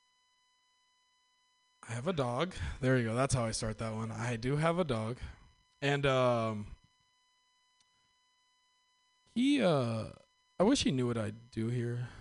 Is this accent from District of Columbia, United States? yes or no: no; Northern California, United States; I am from Northern California